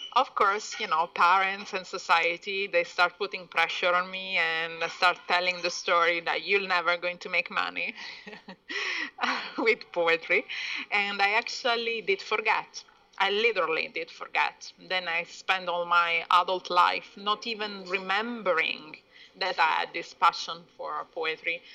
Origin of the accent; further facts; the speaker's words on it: Italy; moved away; also born or lived in Iran; I was born in Italy from a mixed family. My father is from uh, Persia and my mom is uh, Italian. I've spent 20 years abroad